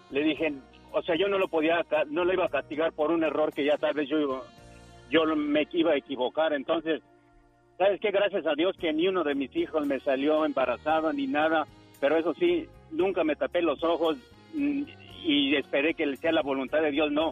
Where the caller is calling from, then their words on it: Arizona, United States; de Arizona.